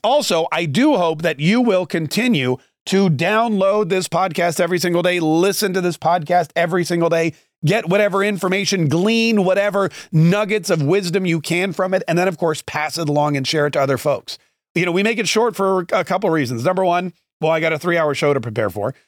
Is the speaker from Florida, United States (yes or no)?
yes; Florida, United States; we're both from Florida